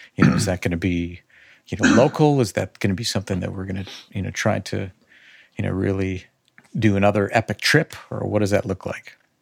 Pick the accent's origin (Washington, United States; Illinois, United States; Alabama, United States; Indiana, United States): Illinois, United States; Chicago; growing up on the north suburbs of Chicagoland, you know, I am as Midwest as you possibly can be.